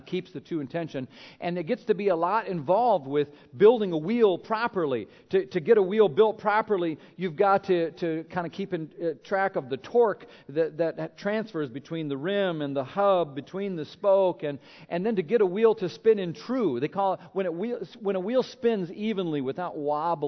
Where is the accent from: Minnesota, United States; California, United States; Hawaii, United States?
Minnesota, United States; moved away; When I grew up in Minnesota, we had different kinds of bikes there with all the snow and cold